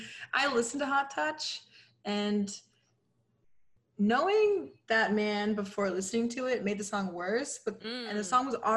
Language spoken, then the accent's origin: English; San Antonio, Texas, United States; I'm from San Antonio.